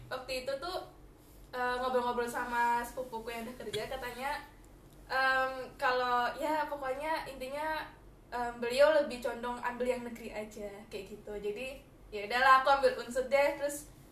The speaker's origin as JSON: {"language": "Indonesian", "town": "Batam", "region": "Riau Islands", "country": "Indonesia", "tie": "born or raised there", "moved": "yes", "said": "pas SD SMP SM, eh SD SMP aku kan dari Batam dan aku tinggal itu di pulau"}